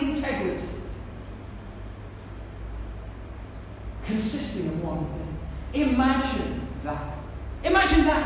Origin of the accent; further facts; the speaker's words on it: United Kingdom; I'm British